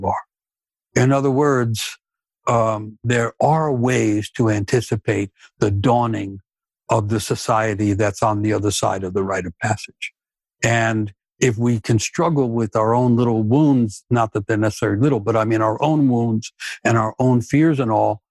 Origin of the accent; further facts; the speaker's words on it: New York City, New York, United States; I grew up in New York City, Manhattan, and in the inner city